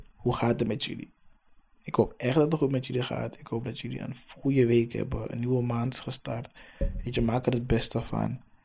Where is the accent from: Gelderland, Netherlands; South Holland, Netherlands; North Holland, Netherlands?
North Holland, Netherlands; Amsterdam; also born or lived in Hoofddorp; Ik ben opgegroeid in de Belmer, Amsterdam Zuidoost